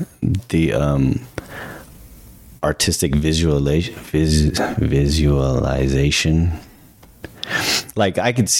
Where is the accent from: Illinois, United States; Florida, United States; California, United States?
California, United States; San Jose; moved away as an adult; now in Las Vegas, United States; I grew up on the east side of San Jose. I feel like I lived in two different parts of San Jose, because that was our home on the east side.